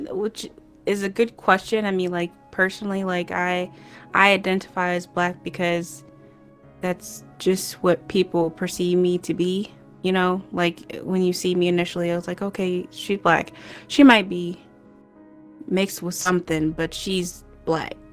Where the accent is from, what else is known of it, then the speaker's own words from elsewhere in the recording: Crown Point, Indiana, United States; also born or lived in Cleveland, Ohio / Dayton, Ohio / Illinois; Yeah, so I was born in Cleveland, Ohio. Um, a couple months old, we moved to Dayton, and then I think when I was like a year or so, we moved to Crown Point, Indiana.